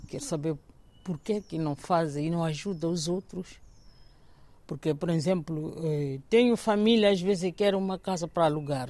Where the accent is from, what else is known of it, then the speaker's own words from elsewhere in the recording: Maputo, Mozambique; moved away as an adult; now in Portugal; se eu nasci em Maputo